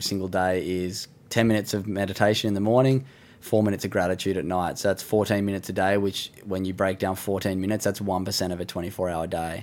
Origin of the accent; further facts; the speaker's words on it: Sydney, New South Wales, Australia; beautiful part of the world where I grew up in Sydney